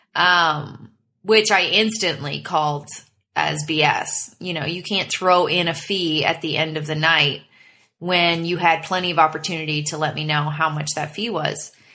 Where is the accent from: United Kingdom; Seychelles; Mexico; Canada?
Canada; moved away; I took you to my hometown